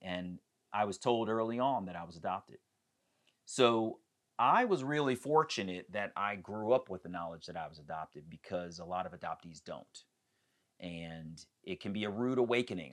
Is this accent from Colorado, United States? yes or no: no; Columbia, Maryland, United States; also born or lived in Baltimore, Maryland / Silver Spring, Maryland; I am from Silver Spring, Maryland. I was born in Baltimore and raised in Columbia, Maryland